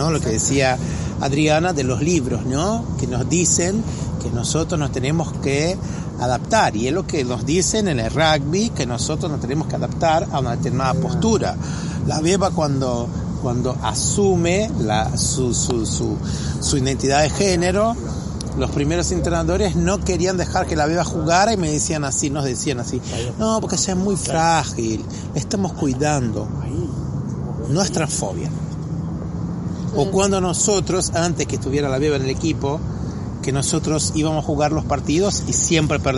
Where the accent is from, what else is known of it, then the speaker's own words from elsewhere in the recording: Brazil; a nosotros, a los brasileños nos pasa muchas veces en Estados Unidos cuando se va a completar una ficha en un hotel que está así, hispano. Nosotros no somos hispanos.